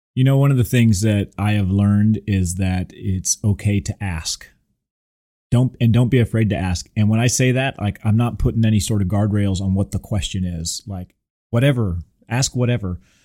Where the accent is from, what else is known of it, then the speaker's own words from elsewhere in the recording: Southern California, United States; now in Houston, United States; I grew up in Southern California, going to Disneyland from a very, very young age.